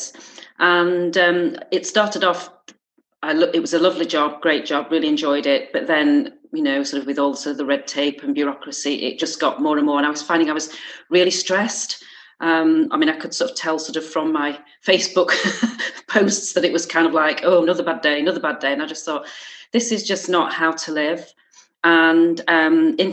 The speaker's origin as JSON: {"language": "English", "region": "Yorkshire and the Humber", "country": "United Kingdom", "also_born_or_lived": "Gloucester", "moved": "as an adult", "lives_now": "Alston, United Kingdom", "said": "I'm originally from South Yorkshire"}